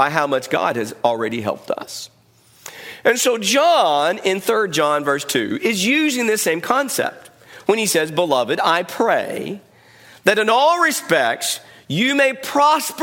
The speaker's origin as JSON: {"language": "English", "country": "United States", "said": "we, as Americans, we live in a culture"}